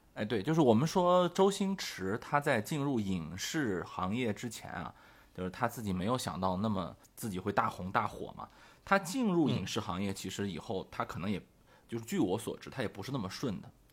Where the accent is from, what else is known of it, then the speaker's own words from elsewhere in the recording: northern China, China; 我是个北方人